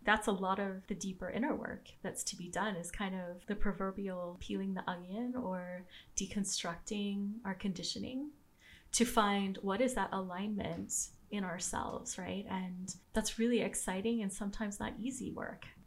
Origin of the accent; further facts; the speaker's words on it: Southern California, United States; I grew up in Southern California